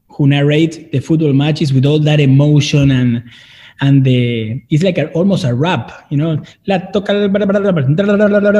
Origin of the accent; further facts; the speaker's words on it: Buenos Aires, Argentina; I was born in Buenos Aires, Argentina, around 4:45 a.m. on June 30th, 1982.